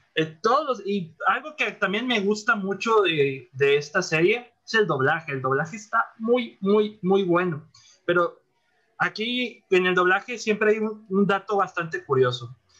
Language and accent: Spanish; Monterrey, Nuevo León, Mexico; Monterrey, que es mi ciudad natal